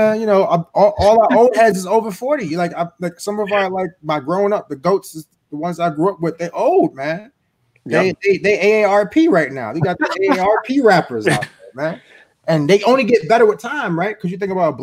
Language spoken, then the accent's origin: English; New York City, New York, United States; I'm from Harlem, New York